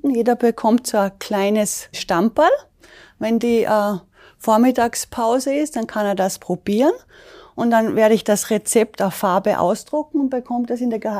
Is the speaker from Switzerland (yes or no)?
no; Salzburg Land, Austria; moved away as an adult; now in Hamburg, Germany; Ich komme ursprünglich aus dem schönen Salzburger Land in Österreich und habe Anfang 2010 meinen Mann beim Skilaufen kennengelernt, habe mich meinem Mann verliebt und bin kurze Zeit später ihm nach Hamburg gefolgt.